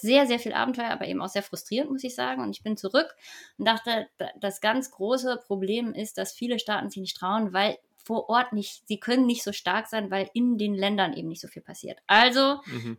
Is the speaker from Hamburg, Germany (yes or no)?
yes; Hamburg, Germany; ich komme aus Hamburg